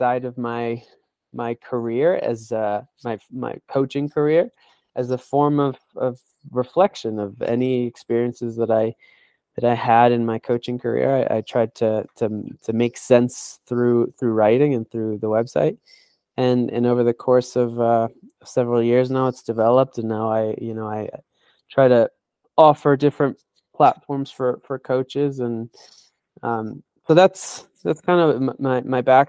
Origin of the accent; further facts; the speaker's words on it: United States; also born or lived in Spain; I'm an American coach who, 8 years ago now, I moved to Spain to pursue my UEFA licensing